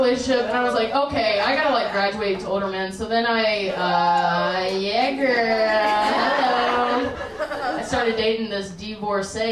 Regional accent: the South, United States; I grew up in the South

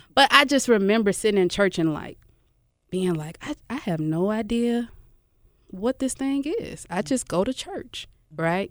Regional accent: Memphis, Tennessee, United States; I'm from South Memphis, man. Uh, Glenview

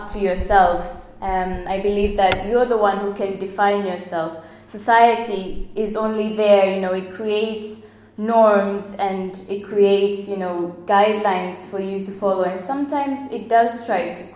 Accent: Moshi, Kilimanjaro, Tanzania; now in Ireland; So I was born on the 26th of May, 1994, in Moshi, Tanzania.

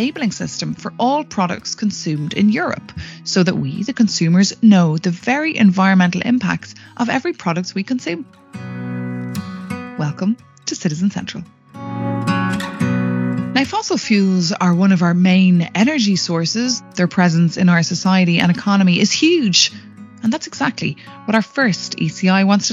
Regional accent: Ireland; now in Brussels, Belgium; I'm an Irish reporter in Brussels

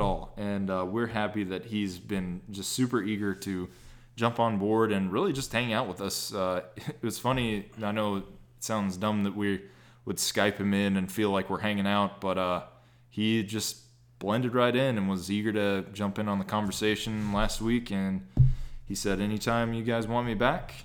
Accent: Texas, United States; I'm from Texas

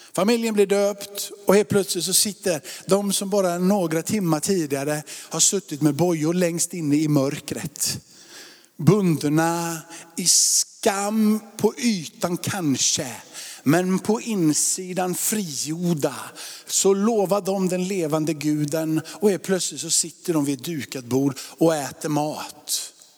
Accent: Sweden; Jag är uppvuxen i Sverige

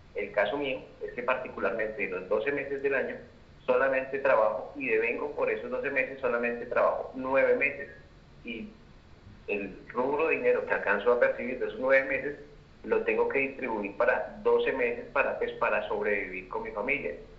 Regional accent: Colombia; now in Bogotá, Colombia; nosotros como trabajadores colombianos

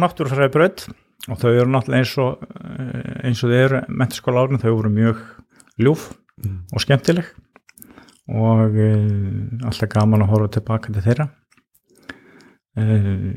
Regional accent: Ólafsfjörður, Northeastern Region, Iceland; ég elst upp á Ólarsfyrði það sem er náttúrulega mikill skíða bær

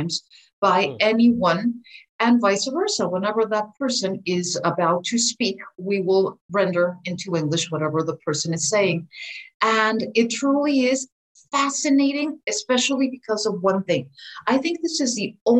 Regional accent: Philadelphia, Pennsylvania, United States; I grew up in Philadelphia myself on the East Coast.

